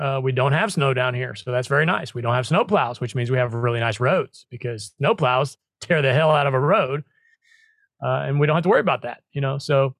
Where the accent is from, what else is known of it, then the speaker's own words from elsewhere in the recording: Midwest, United States; now in Florida, United States; I'm from the Midwest